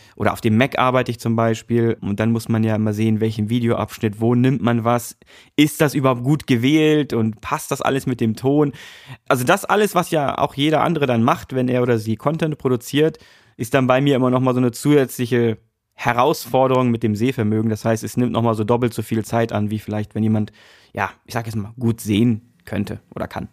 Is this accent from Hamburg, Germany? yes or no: yes; Hamburg, Germany; also born or lived in North Rhine-Westphalia; geboren in NRW, aber äh, groß geworden oder aufgewachsen in Hamburg. Also ich bin eigentlich ein rediger Hamburger